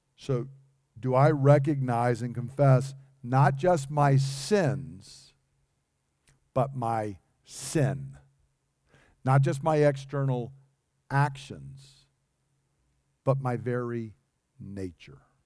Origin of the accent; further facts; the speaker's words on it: United States; I'm an American